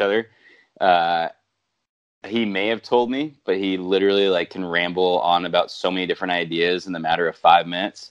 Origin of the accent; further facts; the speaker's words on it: Santa Barbara, California, United States; I'm from Santa Barbara